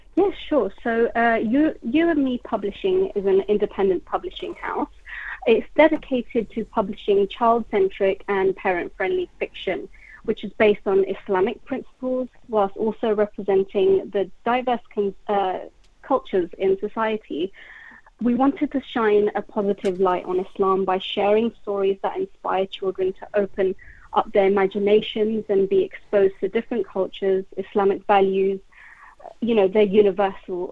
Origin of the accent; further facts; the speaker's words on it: London, United Kingdom; I grew up in West London